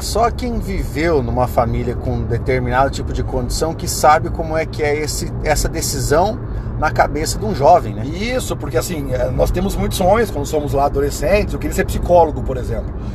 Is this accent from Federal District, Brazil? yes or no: no; Palmas, Paraná, Brazil; eu nasci em Palmas, no Paraná, tem 30 mil habitantes, cidade maravilhosa, amo aquele local